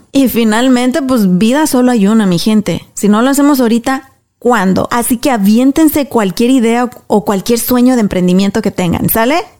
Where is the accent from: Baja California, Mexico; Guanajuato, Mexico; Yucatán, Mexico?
Guanajuato, Mexico; Apaseo el Alto; now in United States; éramos tan pobres, tan pobres allá en mi, en mi pueblo, en Apaso del Alto